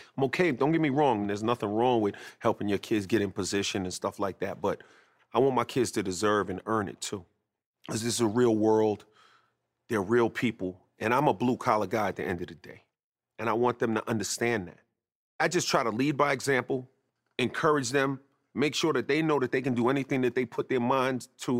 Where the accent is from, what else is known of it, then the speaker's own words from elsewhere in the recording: New York City, New York, United States; also born or lived in North Babylon, Long Island; I was raised in Queens, but I also spent a lot of time during my formative years in North Babylon, Long Island